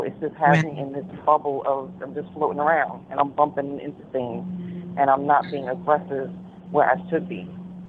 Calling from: New York City, New York, United States; I'm calling from New York City.

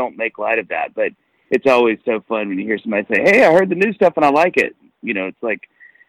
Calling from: Nashville, Tennessee, United States

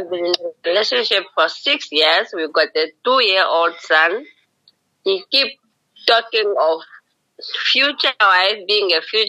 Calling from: Tsumeb, Oshikoto Region, Namibia; I'm in Tumeb.

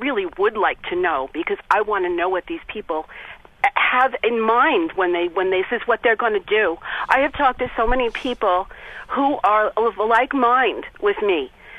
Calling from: Long Island, New York, United States; I'm calling as a New Yorker, as a lifelong devout and practicing Catholic

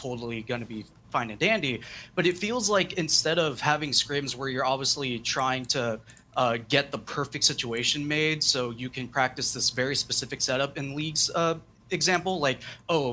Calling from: Chico, California, United States; I'm calling from Chico, California.

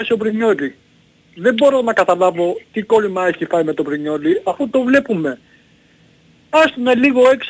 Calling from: Central Greece, Greece; από την Εύβοια, τι κάνετε.

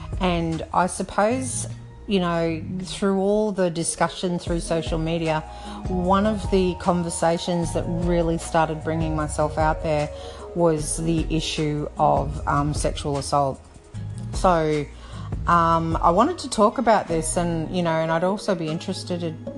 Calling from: Brisbane, Queensland, Australia; I'm calling from Brisbane Down Under.

